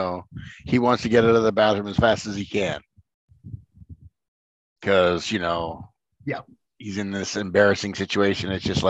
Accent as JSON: {"language": "English", "town": "Lower Sackville", "region": "Nova Scotia", "country": "Canada", "tie": "born or raised there", "said": "living in Halifax, in Lower Sackville, Nova Scotia"}